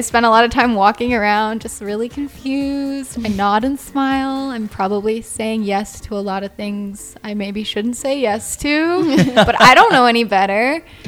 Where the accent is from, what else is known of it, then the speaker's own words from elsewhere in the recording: Canada; I'm Canadian and I'm just traveling through South America right now